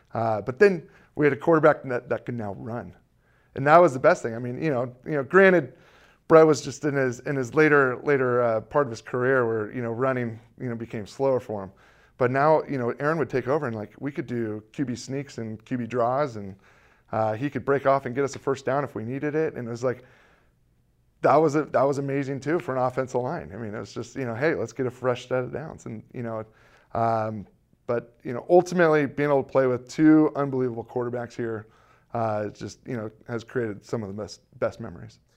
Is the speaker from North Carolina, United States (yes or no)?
no; California, United States; growing up in California